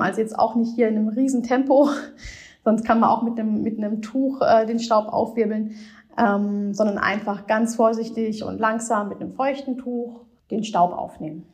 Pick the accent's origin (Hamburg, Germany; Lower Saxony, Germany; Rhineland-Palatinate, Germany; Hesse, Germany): Rhineland-Palatinate, Germany; Ich bin Pfälzer